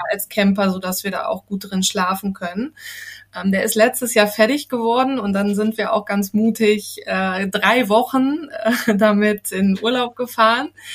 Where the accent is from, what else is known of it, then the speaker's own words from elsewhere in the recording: Harz, Germany; moved away as an adult; now in Ridderkerk, Netherlands; ich bin in Deutschland geboren und aufgewachsen im äh, wunderschönen Harz